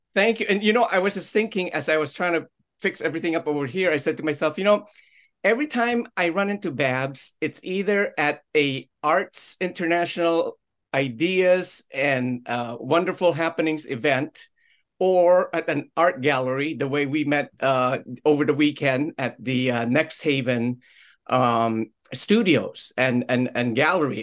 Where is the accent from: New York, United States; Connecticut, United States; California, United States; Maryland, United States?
Connecticut, United States; Orange; my hometown of, of Orange